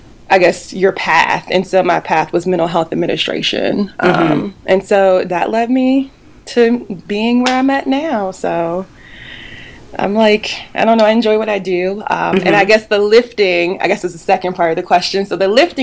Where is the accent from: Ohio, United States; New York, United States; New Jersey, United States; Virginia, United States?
Virginia, United States; Charlottesville; moved away as an adult; I am from Charlottesville, Virginia. And so I was born and raised here